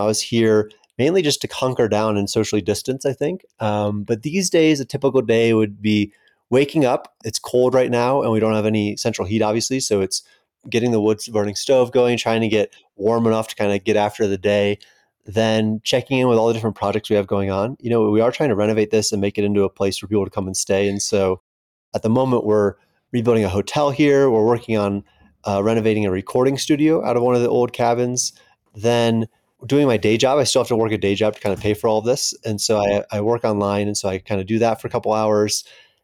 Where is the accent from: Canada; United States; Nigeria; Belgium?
United States; Florida; moved away as an adult; also born or lived in East Coast / Austin, Texas; now in Cerro Gordo, United States; I grew up in Florida